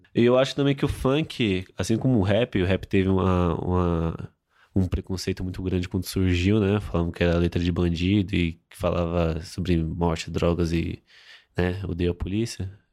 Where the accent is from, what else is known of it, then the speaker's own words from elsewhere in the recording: São Paulo, Brazil; eu sou de Itaquera, eu tenho 20 anos